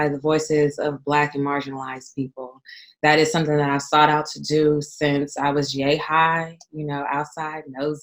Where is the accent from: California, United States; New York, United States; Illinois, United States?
California, United States; San Francisco; also born or lived in Oakland / Richmond; I grew up in San Francisco and lived in parts of Oakland and Richmond and other outlying cities here in the Bay Area